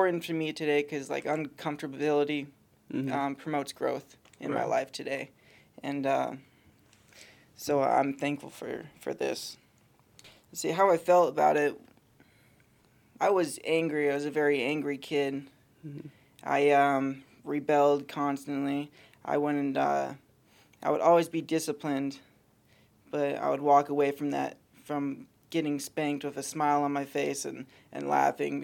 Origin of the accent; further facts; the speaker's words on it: Soldotna, Alaska, United States; I was born and raised in Soldotna, Alaska.